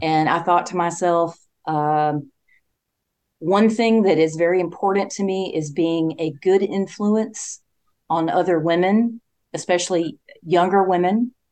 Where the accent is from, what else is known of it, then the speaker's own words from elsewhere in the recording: Spartanburg, South Carolina, United States; it's my hometown